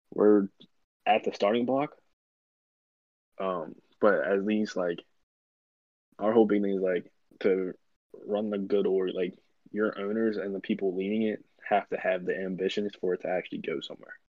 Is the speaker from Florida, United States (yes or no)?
no; Baltimore, Maryland, United States; we're from Baltimore, Maryland